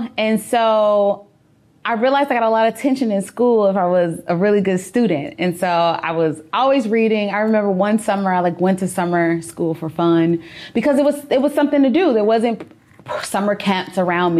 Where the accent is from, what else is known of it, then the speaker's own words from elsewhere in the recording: Chicago, Illinois, United States; I am born and raised in the Englewood community